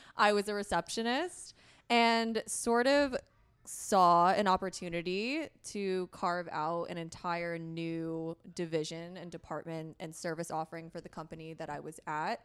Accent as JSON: {"language": "English", "region": "Connecticut", "country": "United States", "tie": "born or raised there", "also_born_or_lived": "upstate New York / New York City", "moved": "as an adult", "lives_now": "San Diego, United States", "said": "I grew up in Connecticut, kind of along the shoreline in a very white, very conservative area"}